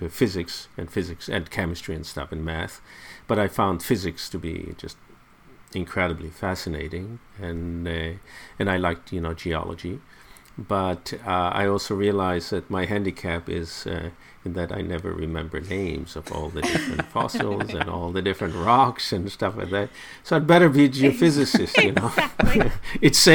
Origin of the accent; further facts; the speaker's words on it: Haifa, Haifa District, Israel; I grew up in Haifa